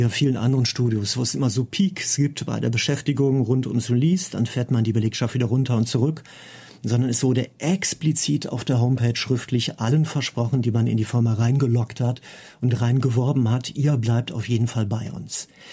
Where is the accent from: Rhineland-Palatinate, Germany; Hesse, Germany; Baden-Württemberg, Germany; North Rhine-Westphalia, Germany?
North Rhine-Westphalia, Germany; Cologne; bei mir in meiner Heimatstadt in Köln